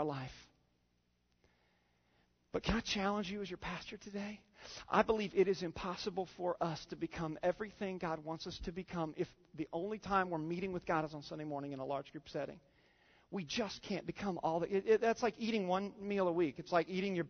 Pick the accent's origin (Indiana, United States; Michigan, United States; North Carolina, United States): Indiana, United States; moved away; I grew up in Indiana